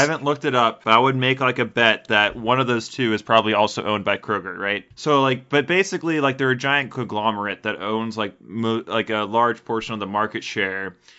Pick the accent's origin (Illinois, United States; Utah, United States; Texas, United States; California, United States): Texas, United States; Houston; I was raised in Houston